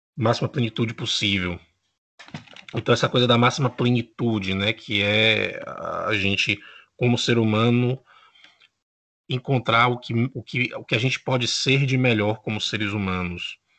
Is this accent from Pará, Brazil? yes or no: no; Bahia, Brazil; now in Uruguay; eu sou da Bahia, atualmente residente no Uruguai